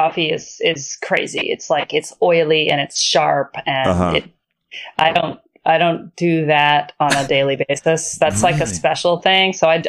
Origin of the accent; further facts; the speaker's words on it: New Hampshire, United States; Growing up in New Hampshire.